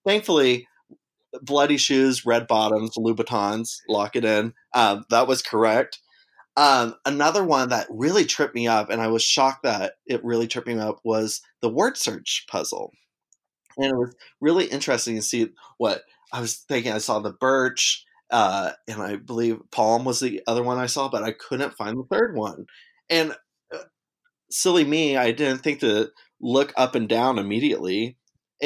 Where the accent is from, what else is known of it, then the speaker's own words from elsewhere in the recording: Mustang, Oklahoma, United States; now in Chicago, United States; I'm from Mustang, Oklahoma, but I do live in Chicago now